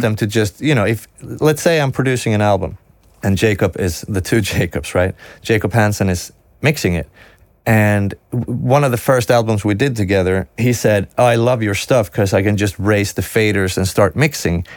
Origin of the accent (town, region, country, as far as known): Sweden; English is a second language